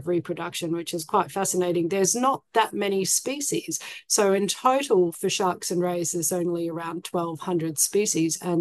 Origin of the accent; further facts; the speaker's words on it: Canberra, Australian Capital Territory, Australia; where I grew up in Canberra, which is the capital of Australia